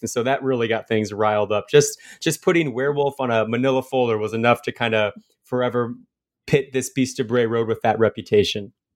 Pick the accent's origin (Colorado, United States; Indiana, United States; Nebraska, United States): Indiana, United States; Fort Wayne; my hometown of Fort Wayne, Indiana